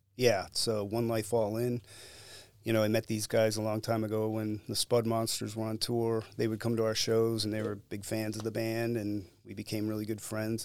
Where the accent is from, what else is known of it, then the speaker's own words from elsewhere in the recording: Cleveland, Ohio, United States; I grew up in and around Cleveland and the suburbs